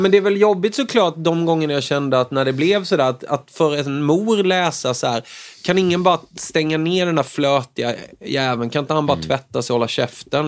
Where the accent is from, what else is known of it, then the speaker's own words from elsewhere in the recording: Småland, Sweden; som smålänning